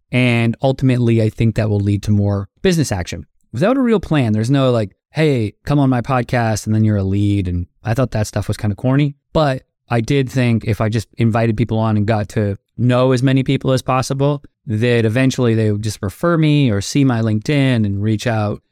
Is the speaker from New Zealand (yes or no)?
no; Toronto, Ontario, Canada; moved away as an adult; also born or lived in Florida, United States; now in Los Angeles, United States; I am a Canadian, now also an American